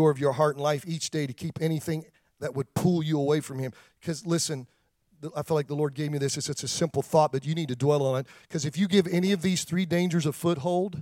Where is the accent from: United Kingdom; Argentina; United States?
United States; Pennsylvania; I grew up around farmers in Pennsylvania